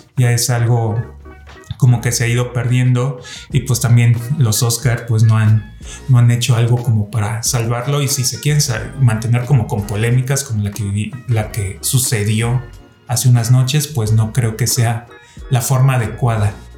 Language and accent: Spanish; Mexico; aquí en México tenemos los Arieles